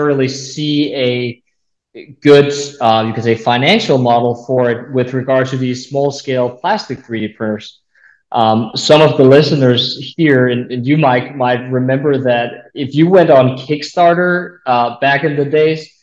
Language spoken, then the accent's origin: English; a small town north of Copenhagen, Capital Region of Denmark, Denmark; moved away as an adult; now in United States; I grew up in a small town north of Copenhagen, Denmark. That's where I'm from